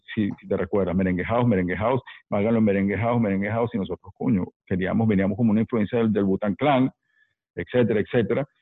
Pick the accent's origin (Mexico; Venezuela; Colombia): Venezuela; Caracas, Capital District; also born or lived in New York; Soy neoyorquino caraqueño, sí, porque crecí en Caracas.